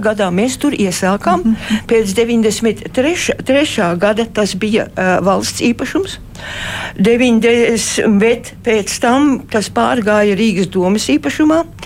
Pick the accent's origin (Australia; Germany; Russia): Australia; moved away as an adult; now in Latvia; es uzaugu Austrālijā